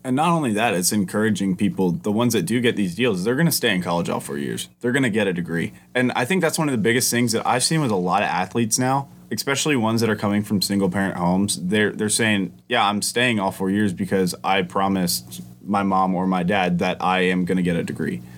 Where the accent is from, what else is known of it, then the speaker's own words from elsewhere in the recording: Georgia, United States; I'd lived in Georgia my entire life